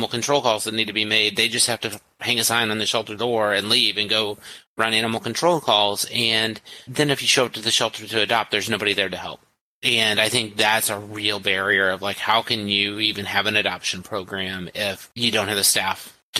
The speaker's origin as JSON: {"language": "English", "region": "a small town in rural Missouri", "country": "United States", "tie": "born or raised there", "said": "I'm from a small town of 8,000 people in rural Missouri"}